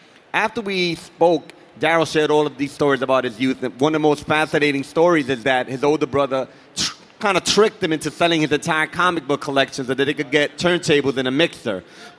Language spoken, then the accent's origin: English; New York City, New York, United States; But for us, growing up in New York City, diversity is natural. It's part of who we are.